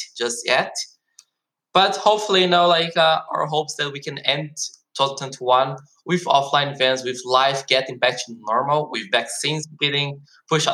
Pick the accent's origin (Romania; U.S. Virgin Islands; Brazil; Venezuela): Brazil; also born or lived in Germany; now in South Korea; personally i am from Brazil. i was born in brazil but i also have this german citizenship so i also lived in germany for 10 years and since last year i'm living in south korea